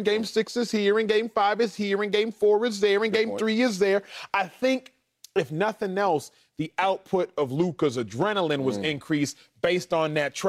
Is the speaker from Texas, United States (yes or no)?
yes; Dallas, Texas, United States; I'm from Dallas